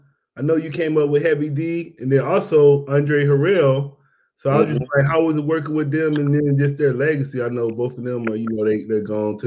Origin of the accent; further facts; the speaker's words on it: Mississippi, United States; now in San Diego, United States; I'm from Mississippi, but then I came out here, so I've been out here since 2000. But I'm from Mississippi, but now I moved to San Diego.